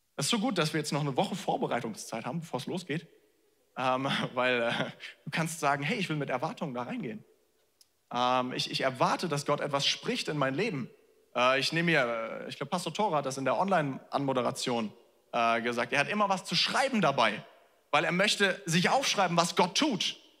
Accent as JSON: {"language": "German", "country": "Germany", "said": "wir als Deutsche"}